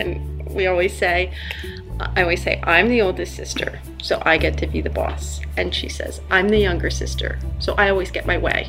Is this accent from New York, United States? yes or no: no; Vineland, New Jersey, United States; We grew up in Vineland, New Jersey. We grew up with our father's family, Italian Americans. We're the granddaughters of immigrants.